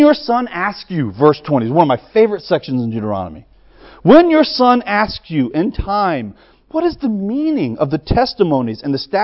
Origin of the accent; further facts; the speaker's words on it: the South, United States; I'm a Southerner